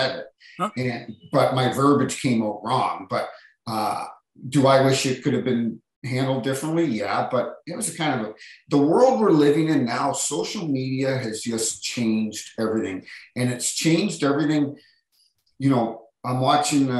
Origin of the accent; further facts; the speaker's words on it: Hampton, New Brunswick, Canada; moved away as an adult; also born or lived in Toronto; we moved to New Brunswick. That's where I grew up, a little town outside of St. John called Hampton